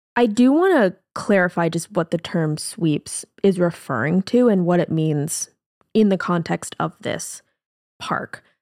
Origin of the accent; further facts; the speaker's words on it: Seattle, Washington, United States; we're from Seattle